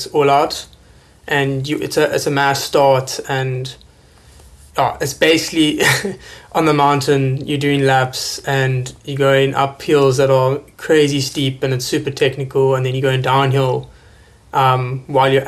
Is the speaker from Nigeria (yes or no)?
no; South Africa; as a South African